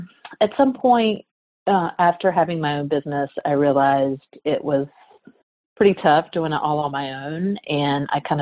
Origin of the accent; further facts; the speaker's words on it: Virginia, United States; now in Asheville, United States; currently I live in Asheville, North Carolina. I was born in Virginia.